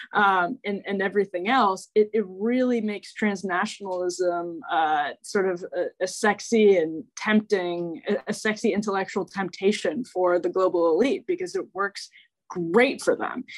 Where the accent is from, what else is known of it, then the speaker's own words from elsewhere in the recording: Waukesha, Wisconsin, United States; I grew up in Waukesha